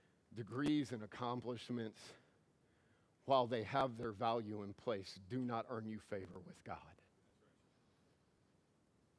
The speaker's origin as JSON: {"language": "English", "region": "Louisiana", "country": "United States", "tie": "born or raised there", "also_born_or_lived": "Missouri", "moved": "yes", "lives_now": "Caldwell, United States", "said": "I grew up in Louisiana, and then a few years in Missouri."}